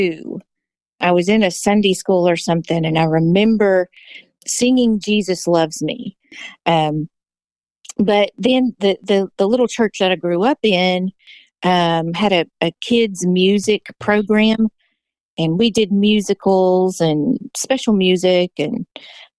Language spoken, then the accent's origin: English; East Texas, United States; moved away as an adult; also born or lived in Blevins, Arkansas / Kentucky; I actually grew up in Texas from about age 3, East Texas